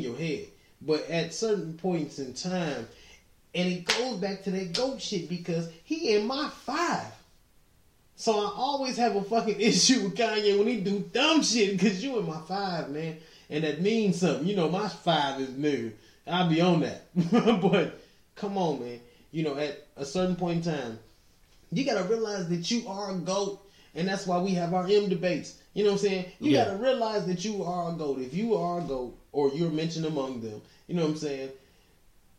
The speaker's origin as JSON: {"language": "English", "town": "Highland Park", "region": "Michigan", "country": "United States", "tie": "born or raised there", "said": "I grew up in Highland Park, in the D"}